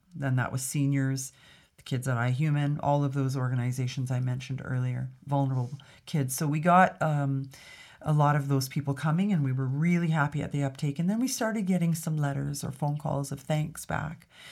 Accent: Alberta, Canada; also born or lived in Grande Prairie, Alberta / Edmonton, Alberta / Toronto, Ontario; I was raised in Alberta and I was in Edmonton by the time I was twelve.

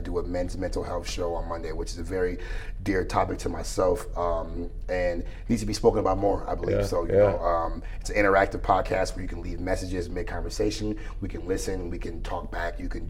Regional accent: Beloit, Wisconsin, United States; I play a local show in my hometown of Beloit weekly

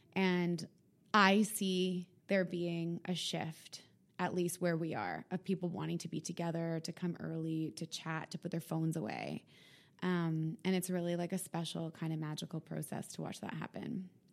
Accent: Winnipeg, Manitoba, Canada; now in Toronto, Canada; I'm from Winnipeg

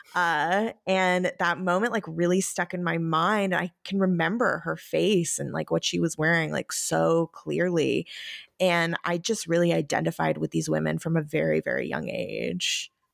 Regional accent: New York, United States; growing up in New York

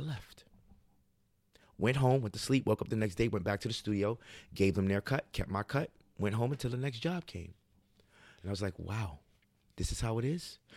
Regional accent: New York City, New York, United States; I'm raised in Harlem, but I'm of Guyanese descent

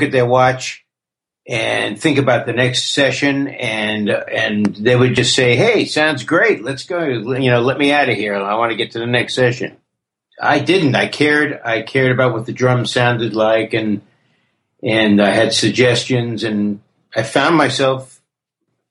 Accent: New York City, New York, United States; also born or lived in Queens / Manhattan / Brooklyn; Born and raised in the Bronx, early years in the Bronx. Moved to Queens and I moved to the city.

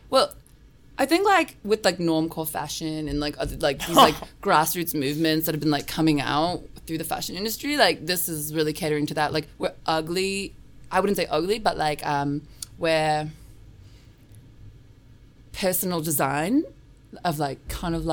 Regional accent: New York, United States; born there; also born or lived in Australia; I was born. I was born here in New York.

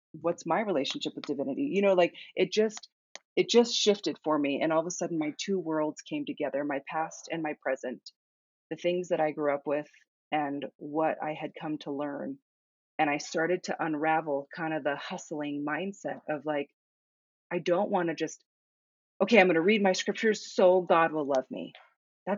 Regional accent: Sedona, Arizona, United States; My hometown is Sedona, Arizona

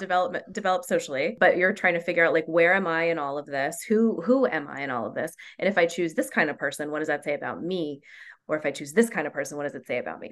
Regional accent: New Mexico, United States; growing up in New Mexico

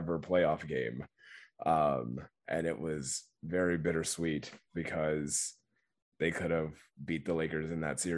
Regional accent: Houston, Texas, United States; I'm born and raised in Houston, Texas

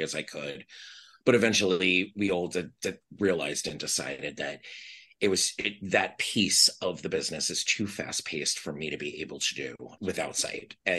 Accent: New York City, New York, United States; accent: New York; moved away as an adult; also born or lived in Virginia / Texas; now in Miami, United States; I'm originally from Staten Island. I was born in Staten Island. My father, in my young life, was in the Navy. So we lived in Virginia. We lived in Texas. I spent the bulk of my life, though, in New York City

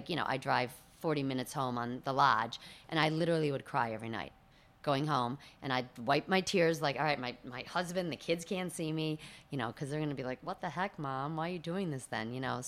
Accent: Birmingham, Michigan, United States; Birmingham, Bloomfield

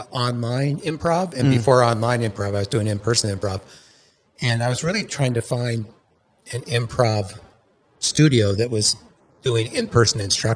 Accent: Washington, United States; now in Los Angeles, United States; I'm from Washington, as you probably figured out.

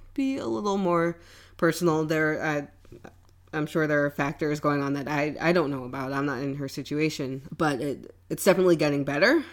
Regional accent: New York City, New York, United States; moved away as an adult; now in Wappingers Falls, United States; I moved up from New York City, um, grew up in Brooklyn, um, moved up to Wappingers after my brother moved there

